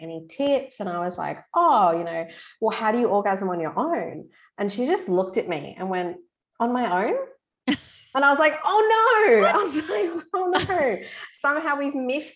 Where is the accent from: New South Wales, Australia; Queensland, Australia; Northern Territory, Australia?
Northern Territory, Australia; Darwin; moved away as an adult; also born or lived in Melbourne, Victoria; I'm from Darwin in the Northern Territory originally, and I moved to Melbourne, Vic, to do study and to go to uni.